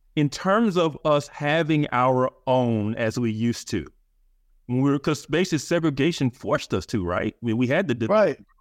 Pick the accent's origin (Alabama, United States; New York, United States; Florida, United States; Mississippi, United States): Alabama, United States; Birmingham; I grew up in Birmingham, Alabama